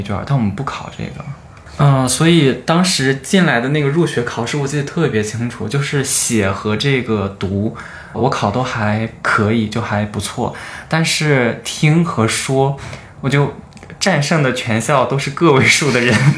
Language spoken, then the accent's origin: Chinese; Henan, China; moved away as an adult; now in Beijing, China; 我是和男的考生